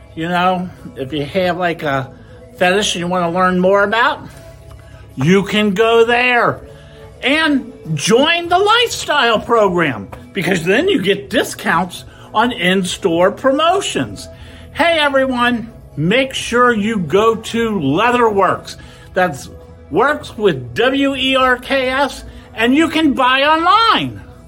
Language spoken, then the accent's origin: English; Cincinnati, Ohio, United States; moved away as an adult; now in Fort Lauderdale, United States; this is where I was born and raised and lived here until I was about 40 something years old